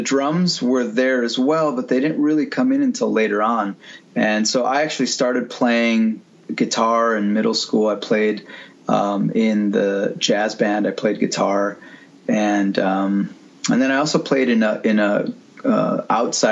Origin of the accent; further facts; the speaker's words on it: Rochester, United States; I'm from Rochester, you know, which is like where you find lots of cows, lots of open field and cows